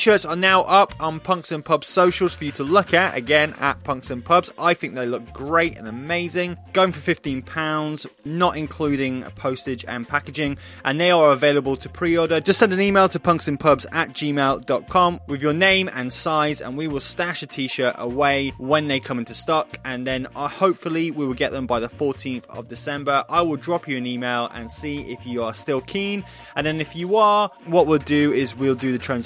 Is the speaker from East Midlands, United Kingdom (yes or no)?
yes; Nottingham, East Midlands, United Kingdom; my hometown of Nottingham